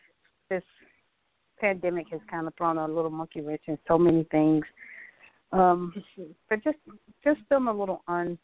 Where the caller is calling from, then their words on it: Atlanta, Georgia, United States; I'm calling from Atlanta, Georgia.